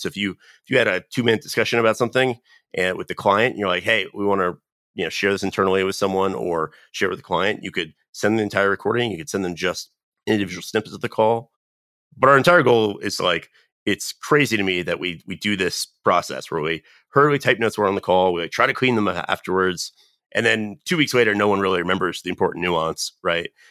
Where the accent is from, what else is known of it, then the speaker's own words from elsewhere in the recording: North Carolina, United States; moved away; I'm originally from North Carolina.